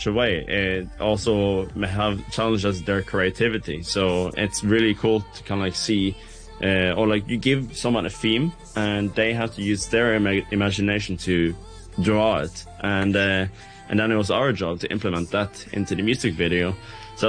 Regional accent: Bergen, Vestland, Norway; I'm tuning in from my hometown, Bergen

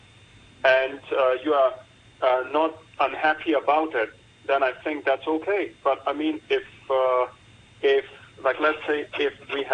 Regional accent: Hong Kong; growing up in Hong Kong from a grassroots background

